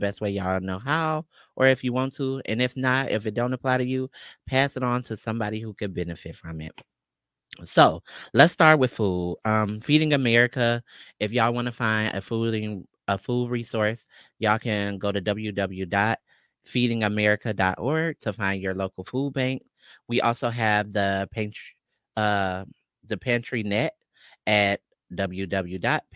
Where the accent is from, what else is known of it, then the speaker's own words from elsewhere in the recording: Detroit, Michigan, United States; born and raised in Detroit